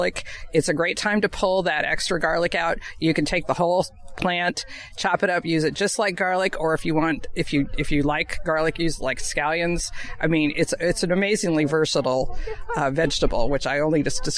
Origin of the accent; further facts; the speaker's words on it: Stockton, California, United States; I grew up in Stockton, which is the asparagus capital of the world.